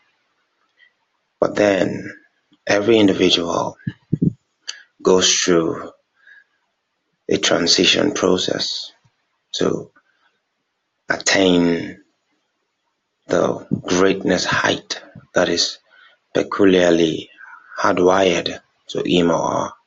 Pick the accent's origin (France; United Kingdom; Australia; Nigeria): Nigeria; I'm from Nigeria